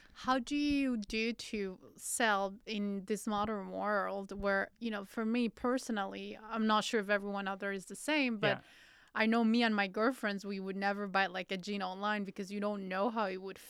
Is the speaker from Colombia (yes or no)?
yes; Colombia; Okay, so Levi's, I'm from Colombia when I was growing up. This was kind of the pricing of Levi's, it's quite pricing.